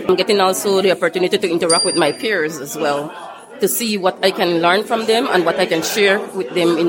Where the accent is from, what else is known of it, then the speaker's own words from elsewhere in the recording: Belize; I'm from Belize